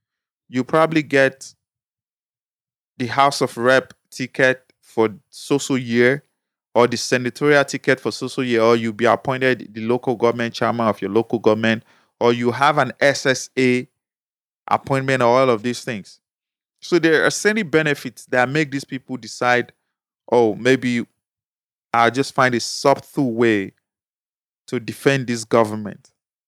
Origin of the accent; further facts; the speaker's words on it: Nigeria; also being a Nigerian. Like, in all of the positive and good indexes of things that are being ranked in the world, Nigeria normally ranks low or high in the bad ones.